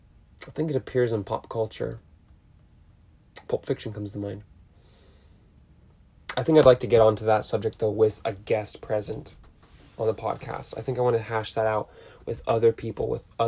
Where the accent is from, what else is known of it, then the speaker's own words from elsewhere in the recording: Huntington Beach, California, United States; Growing up in Huntington Beach